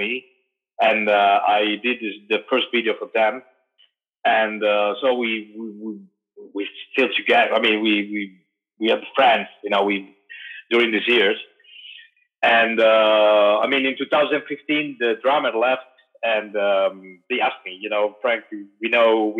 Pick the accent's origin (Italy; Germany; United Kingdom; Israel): Italy; also born or lived in Turin; I'm from Italy